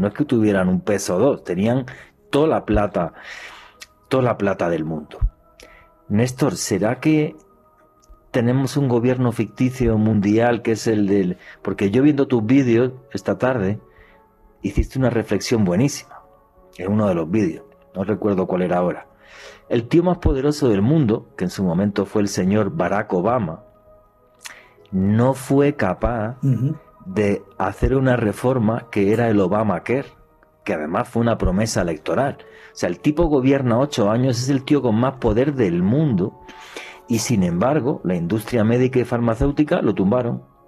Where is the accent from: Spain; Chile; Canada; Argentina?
Spain; moved away as an adult; now in Colombia; yo cuando era niño y en España me daban cinco pesetas